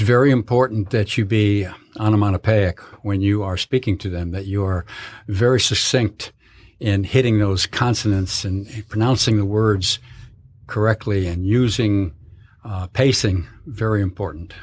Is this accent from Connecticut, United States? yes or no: yes; Connecticut, United States; moved away; I was born, born and raised in Connecticut.